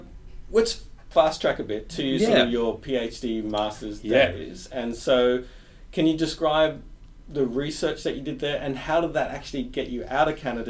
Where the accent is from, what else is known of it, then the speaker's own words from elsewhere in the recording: Australia; And growing up in Australia is either Sega versus Nintendo.